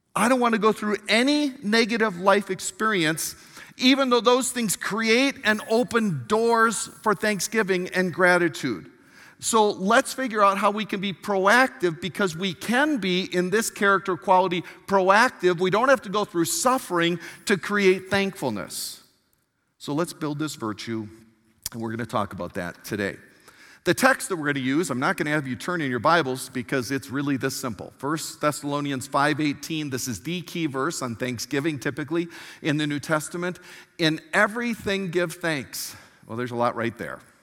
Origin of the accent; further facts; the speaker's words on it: Milwaukee, Wisconsin, United States; I was born in Milwaukee, Wisconsin